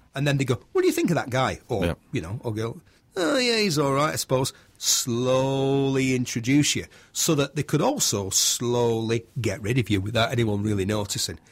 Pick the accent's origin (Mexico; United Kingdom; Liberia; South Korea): United Kingdom; Bury, North West England; also born or lived in Manchester / Somerset; I'm from Bury, Bury, Lancashire